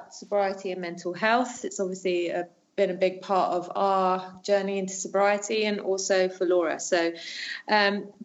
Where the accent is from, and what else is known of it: United Kingdom; moved away as an adult; now in France